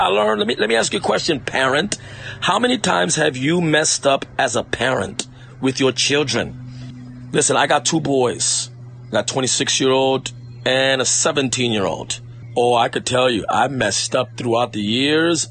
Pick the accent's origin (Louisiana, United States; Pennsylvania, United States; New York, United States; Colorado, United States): New York, United States; I'm from New York